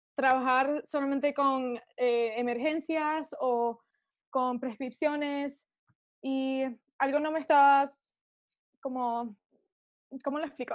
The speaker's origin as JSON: {"language": "Spanish", "country": "Venezuela", "moved": "yes", "lives_now": "United States", "said": "yo soy venezolana"}